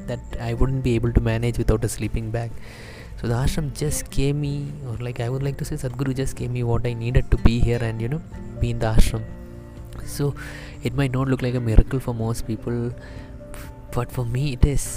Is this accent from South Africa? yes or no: no; Bangladesh; I'm from Bangladesh.